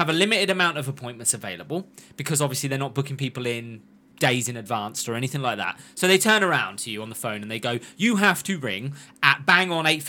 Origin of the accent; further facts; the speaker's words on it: Yorkshire and the Humber, United Kingdom; Did you know I'm from Yorkshire?